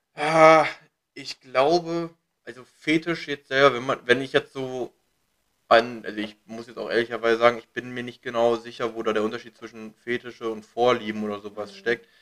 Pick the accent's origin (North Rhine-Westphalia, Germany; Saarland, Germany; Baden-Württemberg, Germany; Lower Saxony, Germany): Lower Saxony, Germany; Hanover; now in Berlin, Germany; ich komme ja aus Hannover bei Rode